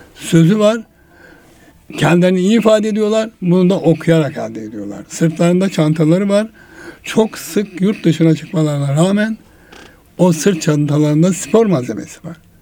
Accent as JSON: {"language": "Turkish", "region": "Erzurum", "country": "Turkey", "tie": "born or raised there", "moved": "yes", "said": "gençliğimizde rol modellerimiz vardı bizim Erzurum'da. Ben Erzurumluyum"}